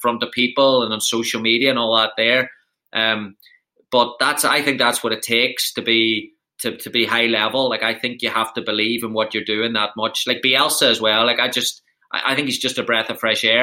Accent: Ireland; moved away as an adult; now in United States; coming from Ireland

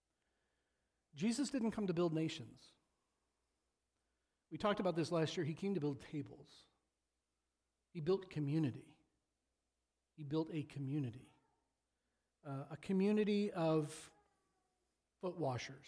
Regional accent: Washington, Illinois, United States; I grew up the first few years of my life in Sunnyland

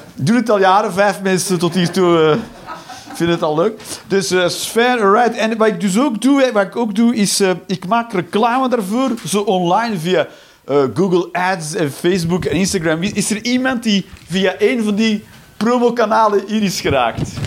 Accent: Flanders, Belgium; moved away as an adult; now in Netherlands; ik ben een Belg

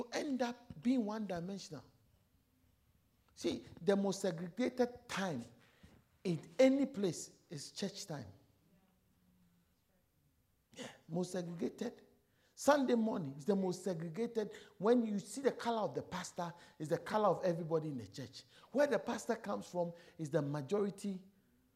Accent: Ghana; moved away as an adult; also born or lived in South Africa; So I'm African from Ghana.

